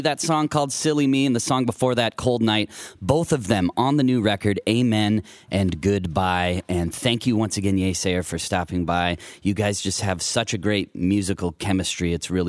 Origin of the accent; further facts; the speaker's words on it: Mitchell, South Dakota, United States; moved away; also born or lived in Sioux Falls, South Dakota; I'm actually originally from South Dakota